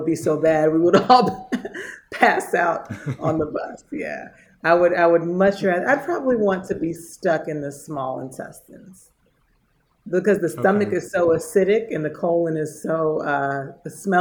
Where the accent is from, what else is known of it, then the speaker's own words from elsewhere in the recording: Prince George's County, Maryland, United States; moved away; when I was growing up in Prince George's County